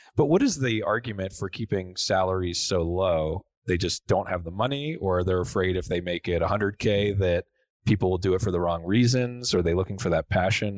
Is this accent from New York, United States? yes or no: no; Philadelphia, Pennsylvania, United States; moved away as an adult; now in Grand Junction, United States; I grew up in Philly